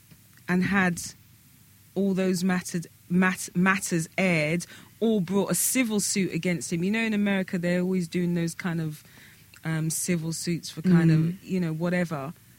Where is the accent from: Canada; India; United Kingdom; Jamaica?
United Kingdom; London; Hi, we're We're from London.